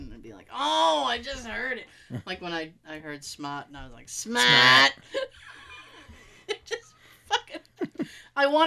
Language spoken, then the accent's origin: English; Boston, Massachusetts, United States; accent: Boston; my Boston accent